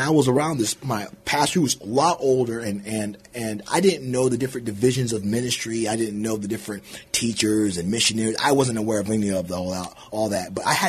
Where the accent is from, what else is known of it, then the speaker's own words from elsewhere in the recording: Bay Area, California, United States; moved away as an adult; now in Dilley, Texas, United States; So I'm from California. Don't hold that against me. I'm from the Bay Area